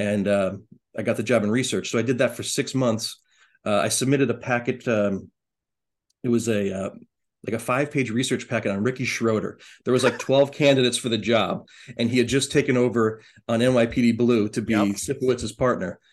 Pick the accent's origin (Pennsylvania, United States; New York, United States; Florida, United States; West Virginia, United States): Pennsylvania, United States; Erie; I said I was from Erie, Pennsylvania